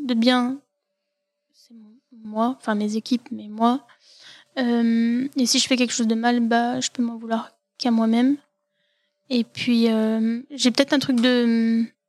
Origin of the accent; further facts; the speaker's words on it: Saint-Étienne, Auvergne-Rhône-Alpes, France; also born or lived in Valence / Lyon; je suis stéphanoise. Je suis née à l'hôpital Nord comme beaucoup de Stéphanois. Euh, ma famille vient de l'ouest de la France. Euh, mes deux parents sont originaires du Maine-et-Loire. Et moi, je suis née à Saint-Étienne. J'ai grandi à Saint-Étienne